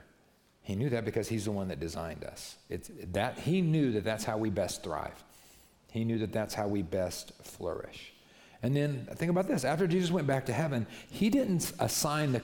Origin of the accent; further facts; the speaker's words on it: New Mexico, United States; I was raised in New Mexico